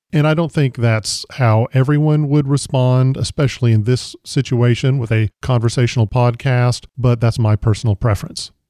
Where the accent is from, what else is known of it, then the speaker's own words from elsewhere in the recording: the South, United States; I grew up in the South